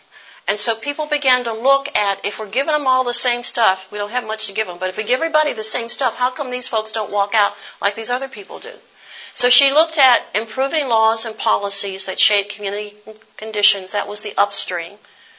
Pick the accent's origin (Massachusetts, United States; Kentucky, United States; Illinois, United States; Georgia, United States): Kentucky, United States; Louisville; when I grew up in the West End